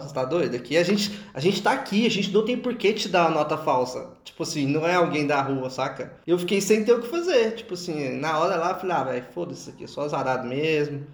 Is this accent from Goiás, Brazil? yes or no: yes; Goiânia, Goiás, Brazil; sou de Goiânia